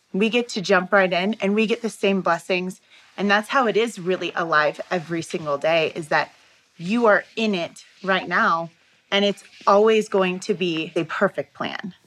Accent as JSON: {"language": "English", "country": "Taiwan", "said": "I am from Taiwan"}